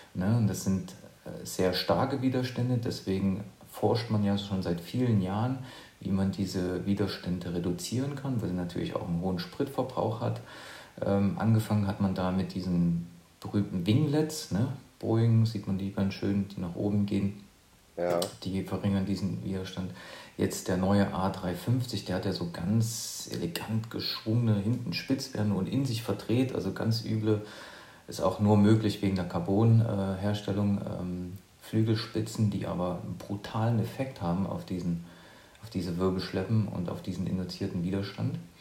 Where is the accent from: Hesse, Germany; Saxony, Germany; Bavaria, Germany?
Saxony, Germany; near Leipzig, eastern Germany; Ich bin ähm, aus dem Osten, also ich komme aus der Nähe von Leipzig